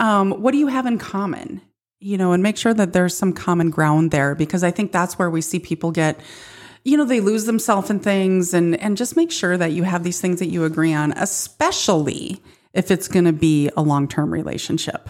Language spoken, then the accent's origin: English; Midwest, United States